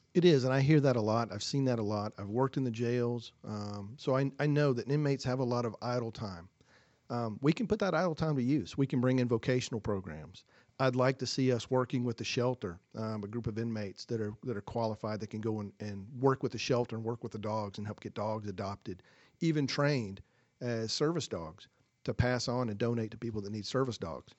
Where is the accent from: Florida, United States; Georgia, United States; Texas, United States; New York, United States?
Georgia, United States; Forsyth County; moved away as an adult; now in Hall County, Georgia, United States; I'm originally from Forsyth County. That's where I grew up.